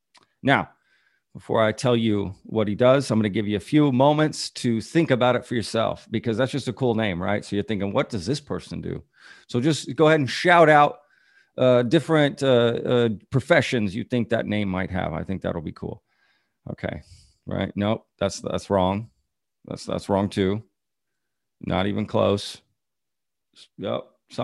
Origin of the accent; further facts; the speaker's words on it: Texas, United States; That's not just because I'm from Texas